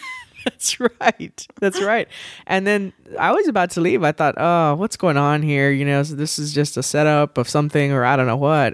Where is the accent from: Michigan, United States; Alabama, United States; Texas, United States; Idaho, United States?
Texas, United States; raised, and I say I will probably die in Texas.